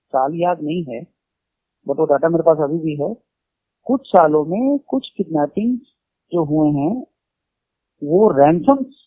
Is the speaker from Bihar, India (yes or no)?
yes; Bihar, India; ये सब फन बचपन के बिहार में थे